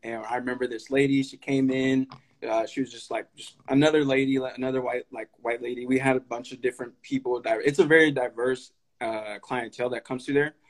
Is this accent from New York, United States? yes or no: no; Sacramento, California, United States; also born or lived in Stockton, California; I grew up in Highlands too. Literally, ever since I moved out to Sacramento from Stockton, like I've grown up in North Highlands